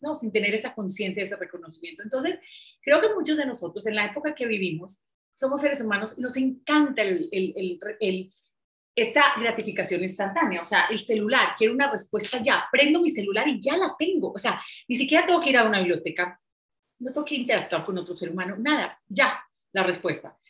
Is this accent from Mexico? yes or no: no; Medellín, Antioquia, Colombia; yo soy de Medellín, de Colombia, en donde es una ciudad muy vanidosa